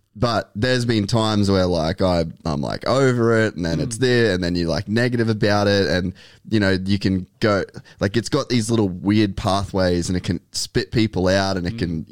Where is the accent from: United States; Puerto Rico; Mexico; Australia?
Australia; Cairns, Queensland; we grew up in Cairns